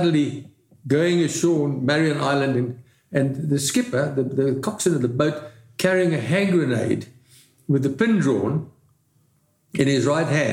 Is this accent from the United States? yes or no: no; South Africa; moved away as an adult; also born or lived in Canada / London; I come from South Africa.